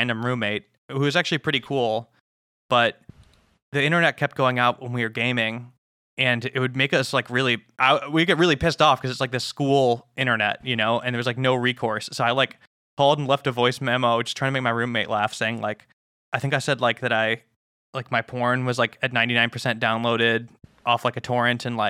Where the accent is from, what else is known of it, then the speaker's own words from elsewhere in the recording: Illinois, United States; moved away as an adult; also born or lived in Montana; I'm from Illinois. I'm like, oh, there's no hills